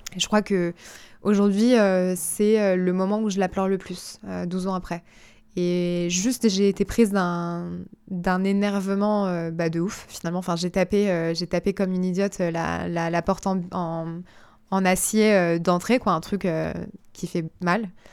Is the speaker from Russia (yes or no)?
no; Gif-sur-Yvette, Île-de-France, France; je passe toute mon enfance à Gif-sur-Yvette